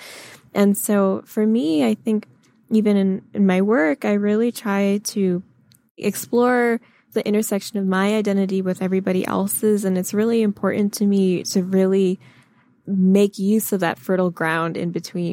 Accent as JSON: {"language": "English", "region": "Michigan", "country": "United States", "tie": "born or raised there", "said": "I grew up in Michigan"}